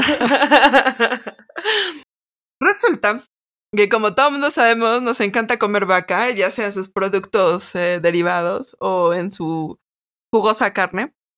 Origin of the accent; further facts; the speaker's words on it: Mexico City, Mexico; sí somos chilangas, a mucha honra.